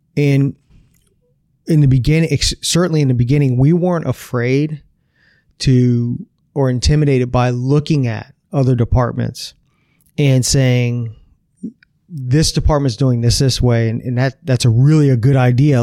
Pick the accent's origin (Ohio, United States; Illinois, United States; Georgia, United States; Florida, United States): Florida, United States; Broward County; also born or lived in Coral Springs; I was born here in Broward County, uh, back in nineteen seventy. Uh, and I've lived in Broward County my whole life